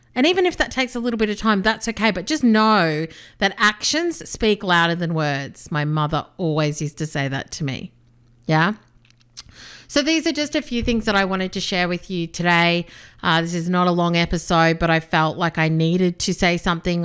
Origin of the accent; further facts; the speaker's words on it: Australia; also born or lived in South Africa / Melbourne / United Kingdom; I was born in South Africa. My parents came to Australia when I was just two